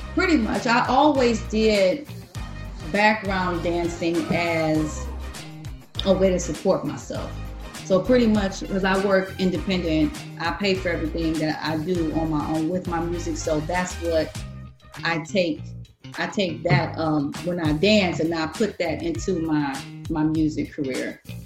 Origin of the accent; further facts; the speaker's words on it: Detroit, Michigan, United States; also born or lived in Los Angeles; I started off here in Detroit